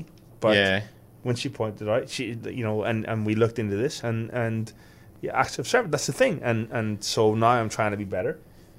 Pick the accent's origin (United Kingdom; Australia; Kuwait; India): United Kingdom; Belfast, Northern Ireland; I grew up in Belfast